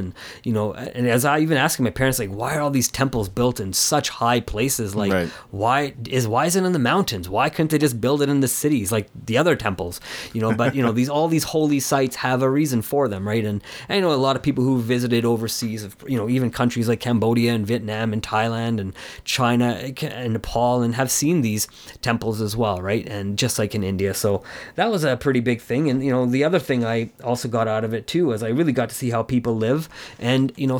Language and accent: English; Canada; I've grown up in Canada at home, but it's very different when you go to the culture